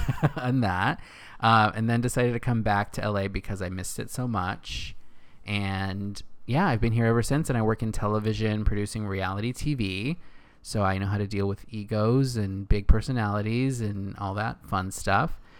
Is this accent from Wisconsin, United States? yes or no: no; Northern California, United States; moved away as an adult; also born or lived in Los Angeles / New York; now in West Hollywood, United States; I'm from Northern California. Grew up there my whole life in a small little town with my family